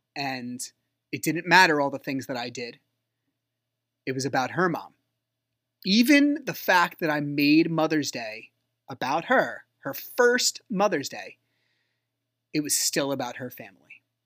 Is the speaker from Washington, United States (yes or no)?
no; New Jersey, United States; I'm from Jersey